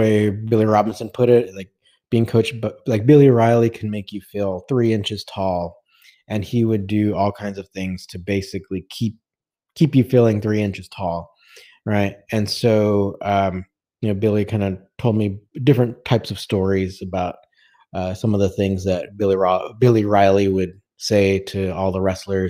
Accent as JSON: {"language": "English", "country": "India", "said": "I'm actually an Indian, but when I learned about catch wrestling, I literally fell in love with it"}